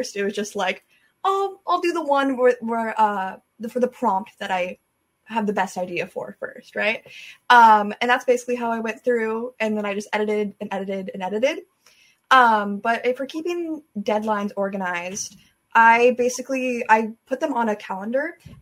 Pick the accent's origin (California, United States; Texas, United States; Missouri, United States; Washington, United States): Washington, United States; Everett; I'm from Washington State, specifically Everett, Washington